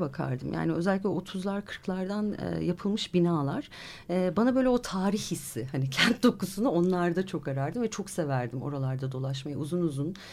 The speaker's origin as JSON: {"language": "Turkish", "region": "Ankara", "country": "Turkey", "tie": "born or raised there", "said": "ben, e, bir Ankaralı olarak"}